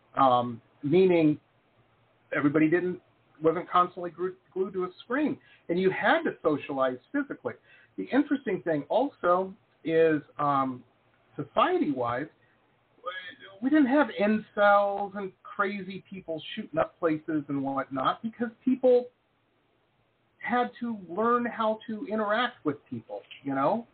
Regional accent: Detroit, Michigan, United States; I'm from Detroit

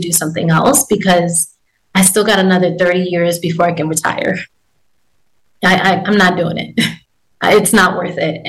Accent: New York, United States; moved away as an adult; now in Texas, United States; I'm originally from New York, and I left New York

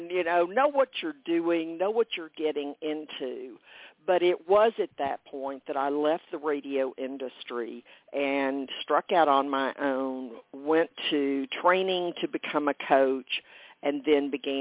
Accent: Texas, United States; a fourth generation Texan

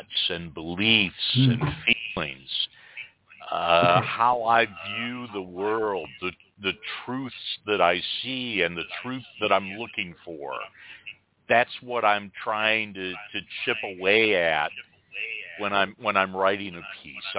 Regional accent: Detroit, Michigan, United States; also born or lived in West Virginia (family); now in Alabama Gulf Coast, United States; I grew up outside of Detroit

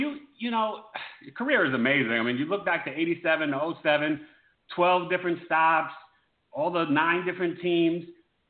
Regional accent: New York, United States; growing up in New York, diehard Yankee fans

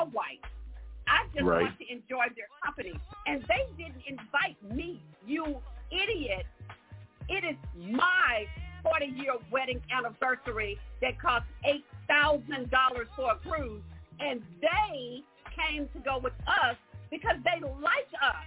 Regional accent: Houston, Texas, United States; I grew up in Houston, Texas, in the South, where this town was divided

